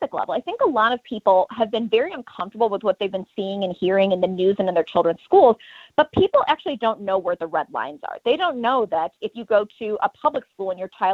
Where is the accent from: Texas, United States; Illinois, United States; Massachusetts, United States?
Illinois, United States; Chicago; moved away; I'm from Chicago originally